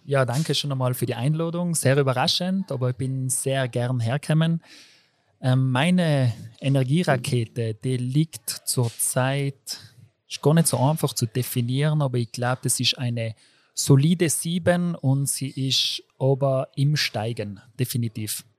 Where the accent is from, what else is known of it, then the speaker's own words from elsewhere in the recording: Brixen, Trentino-Alto Adige, Italy; moved away as an adult; now in Innsbruck, Austria; komme aus Brixen im Südtirol